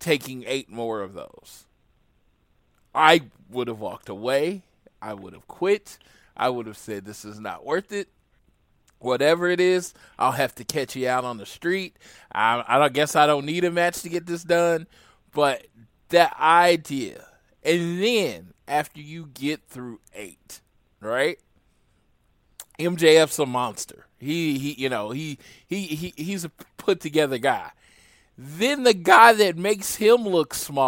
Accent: Oklahoma, United States; I am from Oklahoma

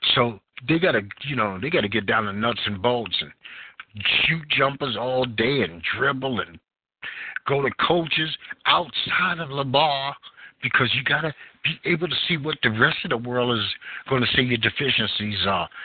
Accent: New York City, New York, United States; being a New Yorker

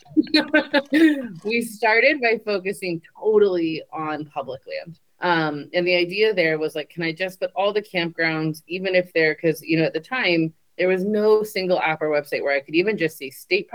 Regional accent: California, United States; I grew up in California

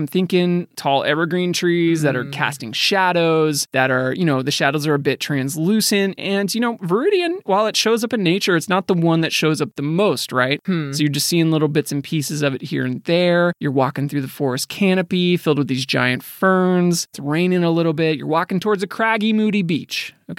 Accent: Midwest, United States; we're from the Midwest.

